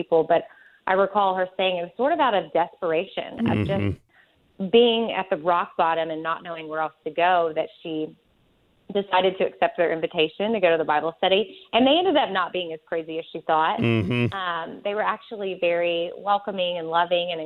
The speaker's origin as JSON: {"language": "English", "town": "Austin", "region": "Texas", "country": "United States", "tie": "born or raised there", "said": "I am from Austin, Texas, born and raised, and lived in the same house my entire life, well, till I was 18"}